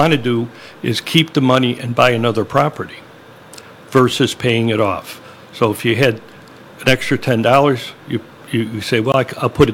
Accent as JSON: {"language": "English", "town": "Elmwood Park", "region": "Illinois", "country": "United States", "tie": "born or raised there", "said": "I grew up in Elmwood Park, so it wasn't that far from Des Plaines."}